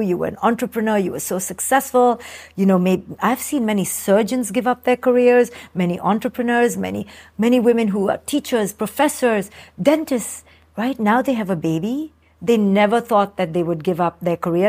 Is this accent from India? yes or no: yes; India; moved away; I came from India